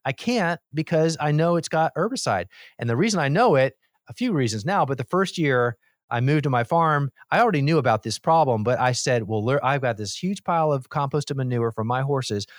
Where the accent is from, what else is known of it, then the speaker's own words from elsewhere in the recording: Miami, Florida, United States; I grew up in Miami and I was the mm-hmm. youngest of four boys.